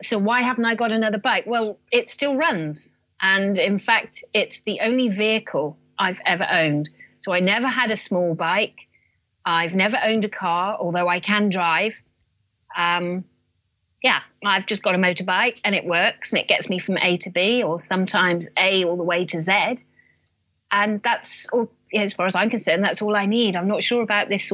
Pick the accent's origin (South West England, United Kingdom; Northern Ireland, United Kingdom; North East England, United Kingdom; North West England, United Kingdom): South West England, United Kingdom; Land's End; I'm from Land's End in England